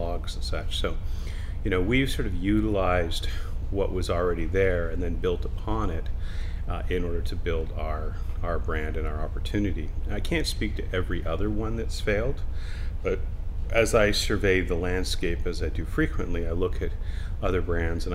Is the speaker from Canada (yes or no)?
yes; Canada; I'm very thankful that I'm Canadian